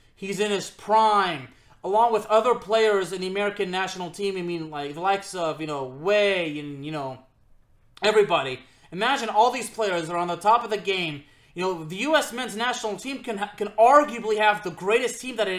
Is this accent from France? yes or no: yes; Lyon, Auvergne-Rhône-Alpes, France; the club of my hometown in France